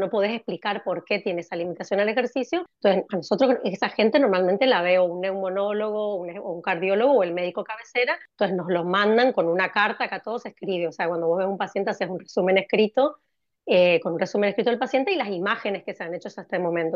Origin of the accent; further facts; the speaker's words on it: Corrientes, Argentina; moved away as an adult; also born or lived in Spain / London, United Kingdom; now in Cambridge, United Kingdom; soy correntina, pero vivo en el exterior. Me fui de Argentina en el año 2002